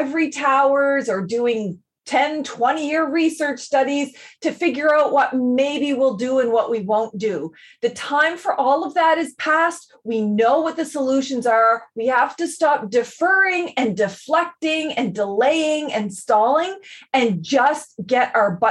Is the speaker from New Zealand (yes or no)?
no; Eel River Bar, New Brunswick, Canada; my home community is Ugbaganjig, which is Eel River Bar